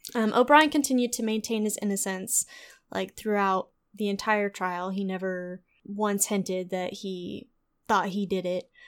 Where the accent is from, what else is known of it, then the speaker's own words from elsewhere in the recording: Texas, United States; we're from Texas